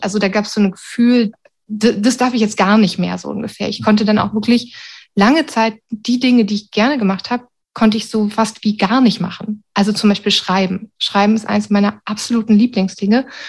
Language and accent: German; Berlin, Germany; also born or lived in Sweden; now in Wuppertal, Germany; Ich bin eigentlich Berlinerin